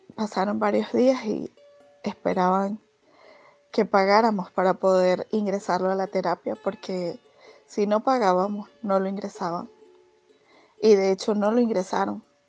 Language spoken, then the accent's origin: Spanish; Venezuela; also born or lived in Caracas; nuestro país